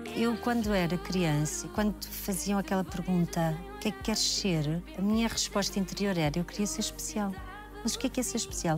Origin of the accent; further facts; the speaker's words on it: Portugal; moved away; also born or lived in Braga; Eu nasci em Braga, mas eu vivi em Tiamonte, que é uma aldeia ao lado de Valcambra, uma aldeia muito pequenina, no campo.